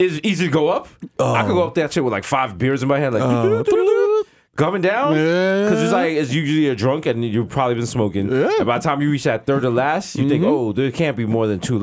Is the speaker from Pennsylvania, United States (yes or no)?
no; New York, United States; I was born in New York